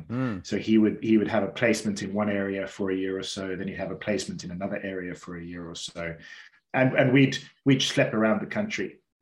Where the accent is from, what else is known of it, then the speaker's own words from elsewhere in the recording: Cape Town, Western Cape, South Africa; born there; So I was born down in Cape Town, beautiful, beautiful part of South Africa, beautiful part of the world.